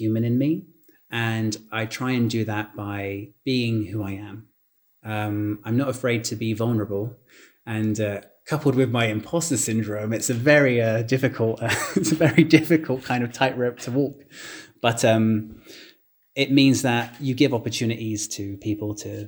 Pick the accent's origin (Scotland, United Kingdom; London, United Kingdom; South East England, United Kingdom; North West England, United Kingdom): London, United Kingdom; I was born and raised in London, UK.